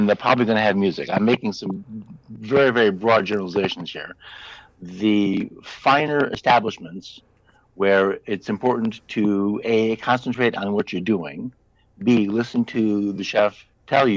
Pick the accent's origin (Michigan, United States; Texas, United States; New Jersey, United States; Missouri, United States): Michigan, United States; Northern; also born or lived in Florida; now in Oregon, United States; I grew up in Northern Michigan, so I know what 220 inches of snow looks like